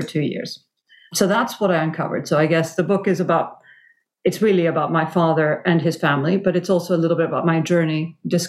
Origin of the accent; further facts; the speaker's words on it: Venezuela; I grew up in Venezuela in the 70s and 80s